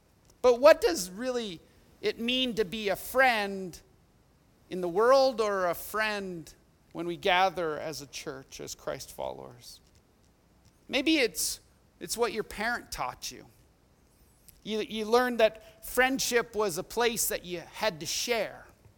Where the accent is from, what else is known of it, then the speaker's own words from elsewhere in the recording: Edmonton, Alberta, Canada; We did everything together as we grew up in Millwoods and Edmonton.